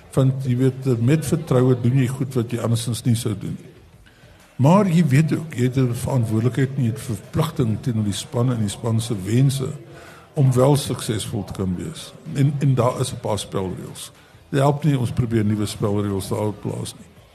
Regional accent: South Africa; ons as Suid-Afrikaners

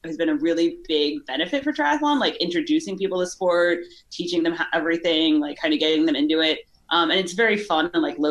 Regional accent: Chicago, Illinois, United States; also born or lived in Kentucky; now in California, United States; I'm from Chicago. Well, I was born in Kentucky, grew up in Chicago

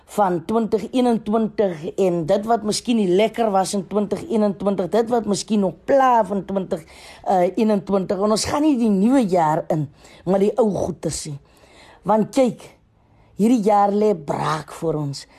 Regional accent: South Africa; ons as Suid-Afrikaners

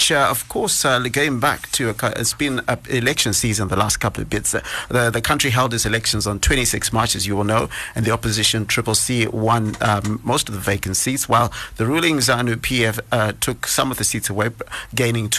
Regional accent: Bulawayo, Zimbabwe; We also are in Bulawayo, my hometown

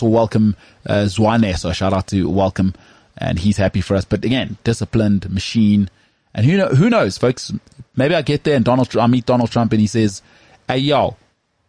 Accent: South Africa; accent: Model C; I've got such a locked-in Model C accent.

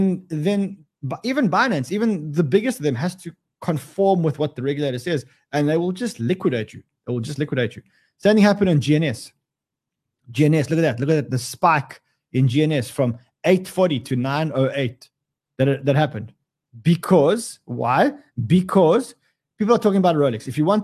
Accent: Australia; you know what the worst thing is when you get two Australians, being one Australian interviewing another Australian.

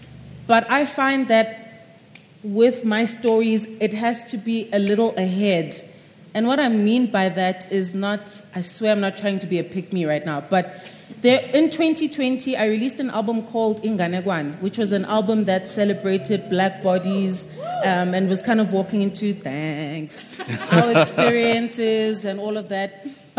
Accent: South Africa; first language Zulu; English is a second language; I was terrified of writing in isiZulu, which is my mother tongue.

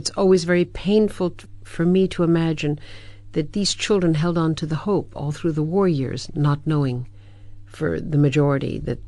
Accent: United States; I as an American

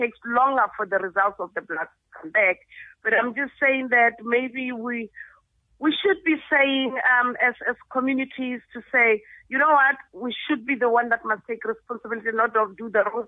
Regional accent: South Africa; As South Africans and as South African motorists

